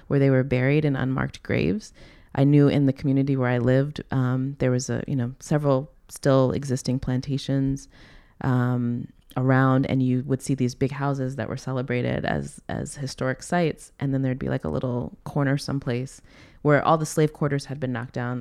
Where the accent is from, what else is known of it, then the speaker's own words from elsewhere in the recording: the South, United States; moved away as an adult; also born or lived in New York City; now in Hawaii, United States; I grew up in the South